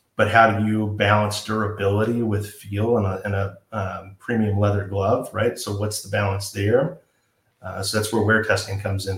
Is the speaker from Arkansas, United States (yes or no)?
no; Georgia, United States; now in San Marcos, United States; I would refer to where I grew up as Georgia, and my hometown now is San Marcos